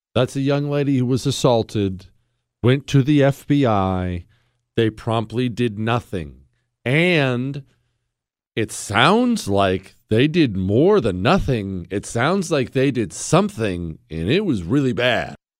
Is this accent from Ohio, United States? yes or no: yes; Steubenville, Ohio, United States; I was born in Steubenville.